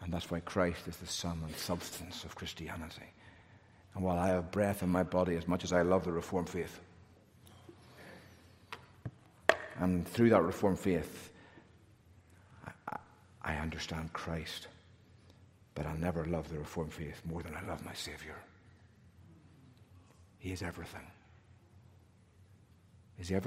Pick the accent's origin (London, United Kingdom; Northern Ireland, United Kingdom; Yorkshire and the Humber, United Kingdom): Northern Ireland, United Kingdom; accent: Northern Ireland; now in United States; I've got a Northern Ireland accent and a Northern Ireland birth certificate